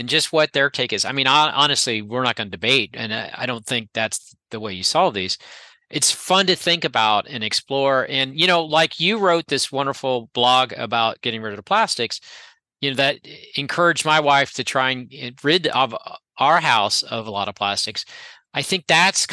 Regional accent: Gainesville, Florida, United States; I grew up in Gainesville

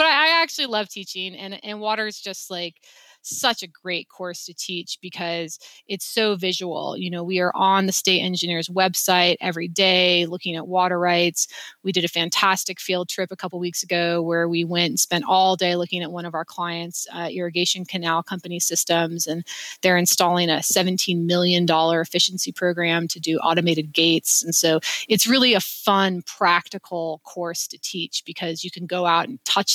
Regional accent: Wyoming, United States; moved away as an adult; now in Salt Lake City, United States; I'm from Wyoming. We're a very active outdoorsy state.

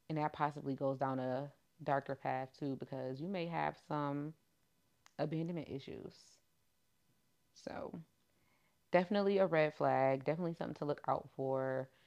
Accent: New York, United States; I'm from New York, the trenches and the hood

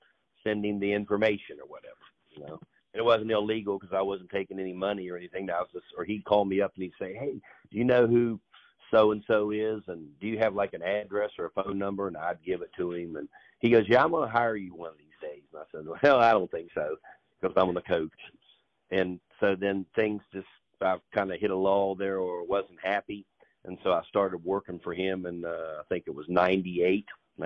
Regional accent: Point Pleasant, West Virginia, United States; now in Erlanger, Kentucky, United States; I actually grew up in West Virginia

